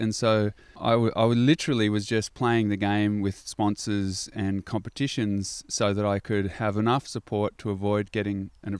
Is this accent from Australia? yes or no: yes; Gold Coast, Queensland, Australia; And so what you're talking about growing up on the Gold Coast in a different kind of culture, pretty straighty 180 sport athleticism culture, I just had a different little crew.